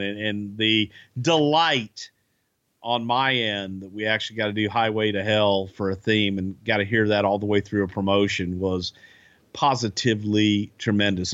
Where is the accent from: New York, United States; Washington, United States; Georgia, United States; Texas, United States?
Texas, United States; I'm from Texas. I'm not from Alabama